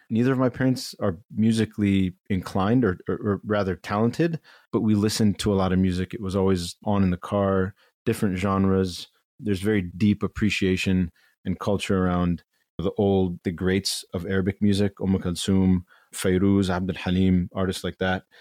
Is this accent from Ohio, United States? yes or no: yes; Chagrin Falls, Ohio, United States; moved away as an adult; now in New York, United States; chagrin falls is this, this small town eastern suburb of cleveland where I, I grew up